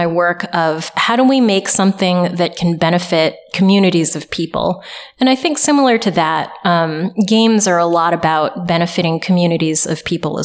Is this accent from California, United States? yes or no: yes; Southern California, United States; I grew up in Southern California